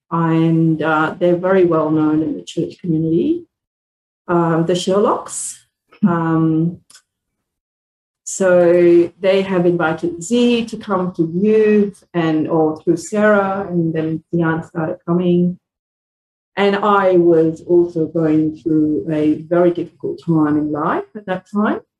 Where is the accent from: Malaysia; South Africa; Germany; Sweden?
Malaysia; moved away; I was born in Malaysia. I'm a second generation Indian background. Both my grandparents were immigrant from India, taken by British to live in Australia, in Malaysia.